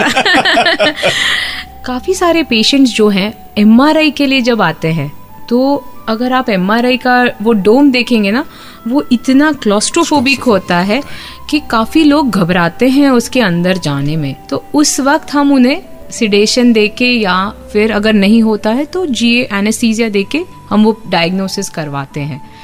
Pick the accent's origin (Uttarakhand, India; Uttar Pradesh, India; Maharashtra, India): Maharashtra, India; Mumbai; moved away as an adult; also born or lived in United Kingdom; now in Ahmedabad, India; मैं मुंबई से हूँ शादी के बाद आई वेंट टू यूके